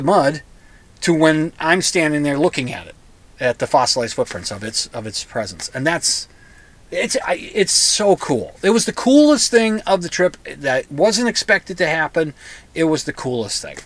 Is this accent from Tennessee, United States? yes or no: no; Minnesota, United States; we're from Minnesota